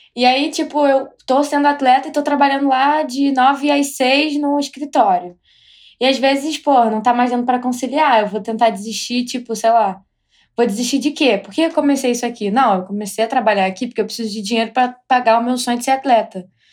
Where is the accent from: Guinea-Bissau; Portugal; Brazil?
Brazil; moved away as an adult; now in United States; saí do Brasil, eu estou aqui